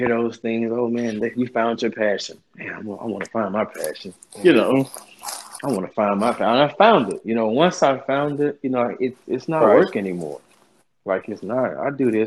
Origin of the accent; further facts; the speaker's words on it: Shreveport, Louisiana, United States; now in Houston, United States; I'm a country kid from Shreveport, Louisiana